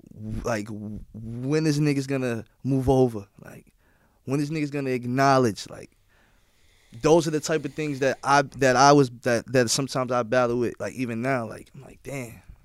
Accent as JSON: {"language": "English", "town": "New York City", "region": "New York", "country": "United States", "said": "everyone knows I'm from Queens. Everyone knows I'm from New York"}